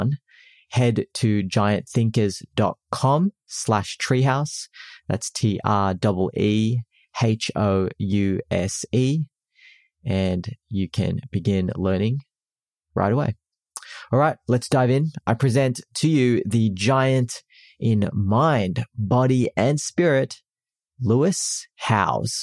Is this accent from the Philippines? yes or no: yes; Philippines; I'm Filipino